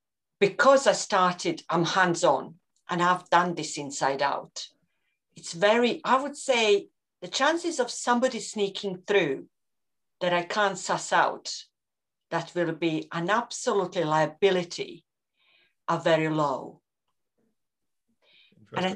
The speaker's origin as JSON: {"language": "English", "country": "Croatia", "tie": "born or raised there", "also_born_or_lived": "Reading, Berkshire / Scotland", "moved": "as an adult", "said": "one of the guys that I grew up with in Croatia"}